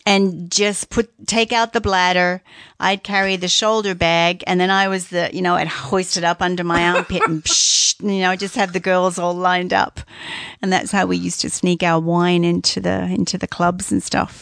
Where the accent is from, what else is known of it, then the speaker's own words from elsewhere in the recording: Australia; moved away as an adult; now in Canada; I'm Australian